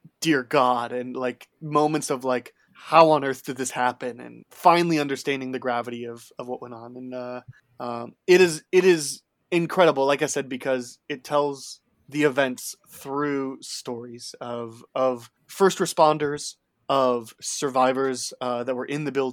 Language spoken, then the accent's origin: English; near Chicago, Illinois, United States; I grew up near Chicago